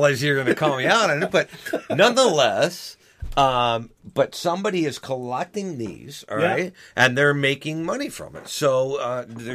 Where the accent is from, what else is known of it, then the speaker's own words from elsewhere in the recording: Chicago, Illinois, United States; as a Chicagoan, right, I live in frickin' Illinois